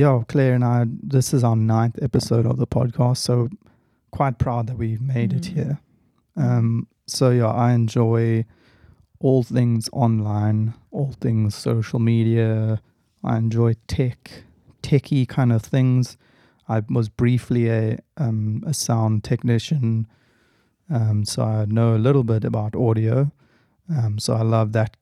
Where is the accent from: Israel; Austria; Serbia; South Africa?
South Africa; Cape Town, Western Cape; was born in Cape Town, South Africa, and I still live in Cape Town, South Africa.